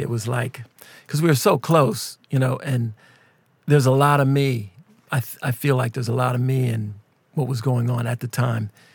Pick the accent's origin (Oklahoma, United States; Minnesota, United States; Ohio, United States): Minnesota, United States; Minneapolis; we're from Minneapolis